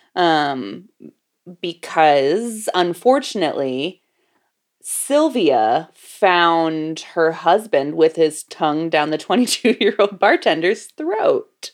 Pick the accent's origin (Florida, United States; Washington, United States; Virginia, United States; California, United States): Florida, United States; growing up in Florida